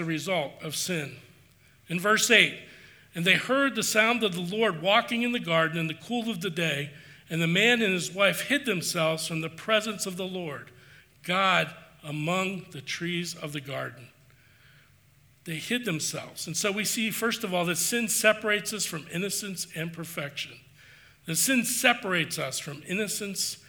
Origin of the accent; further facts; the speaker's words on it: the East, United States; moved away; I grew up in the East